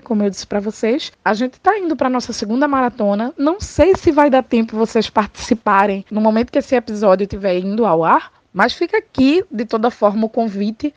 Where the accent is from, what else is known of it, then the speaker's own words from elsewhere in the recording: Pernambuco, Brazil; Eu sou pernambucana, gente, e como qualquer boa pernambucana, eu sou muito bairrista